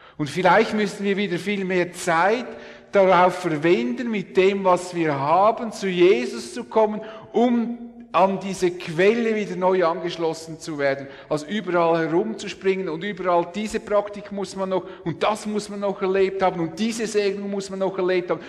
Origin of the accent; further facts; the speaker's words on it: Switzerland; wir Schweizer